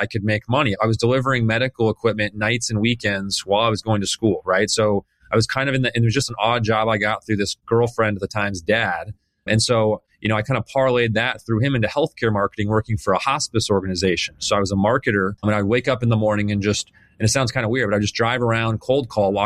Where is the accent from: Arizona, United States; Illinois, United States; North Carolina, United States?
Arizona, United States; Phoenix; I was born and raised here in Phoenix, Arizona